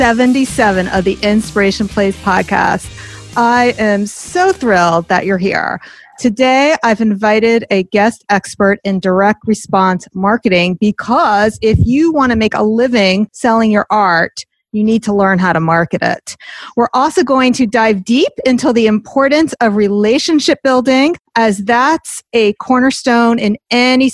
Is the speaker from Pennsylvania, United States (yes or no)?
no; Teaneck, New Jersey, United States; I'm from Teaneck, so that's like the top of the turnpike